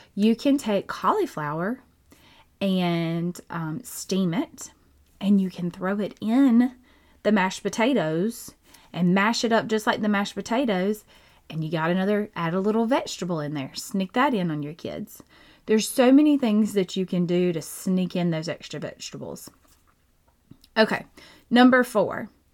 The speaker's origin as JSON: {"language": "English", "region": "Georgia", "country": "United States", "said": "I'm from Georgia"}